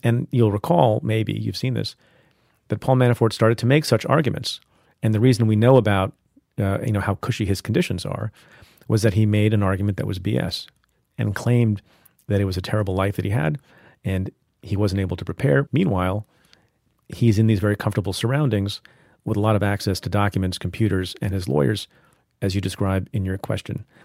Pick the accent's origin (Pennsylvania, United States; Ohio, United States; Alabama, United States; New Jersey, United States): New Jersey, United States; growing up in New Jersey, you know, as an Indian immigrant family